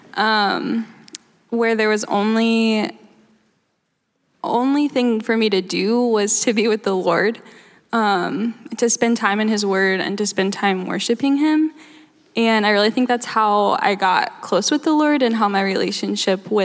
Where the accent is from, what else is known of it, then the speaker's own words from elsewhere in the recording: Kansas City, United States; moved away as an adult; I'm from Kansas City, and so this is 6 hours away from my hometown